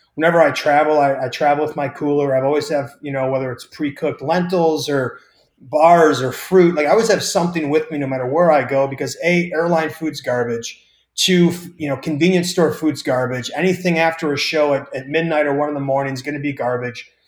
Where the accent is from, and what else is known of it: Wisconsin, United States